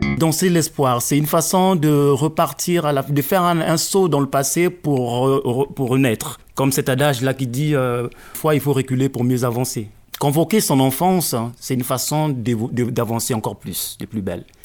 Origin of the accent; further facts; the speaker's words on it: Pointe-Noire, Republic of the Congo; moved away; also born or lived in Brazzaville; je parle Munukutuba, qui est la langue de Pointe-Noire